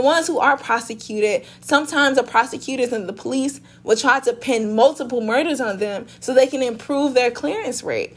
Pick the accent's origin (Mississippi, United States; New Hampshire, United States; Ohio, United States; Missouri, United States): Missouri, United States; St. Louis; I am from South St. Louis